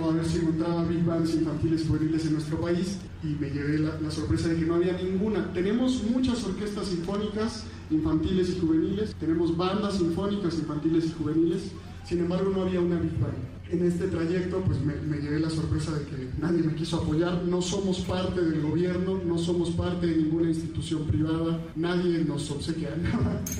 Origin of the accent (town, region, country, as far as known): Mexico